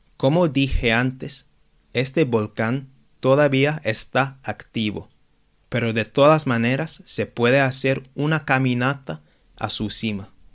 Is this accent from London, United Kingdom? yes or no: yes; London, United Kingdom; yo crecí y vivo en Londres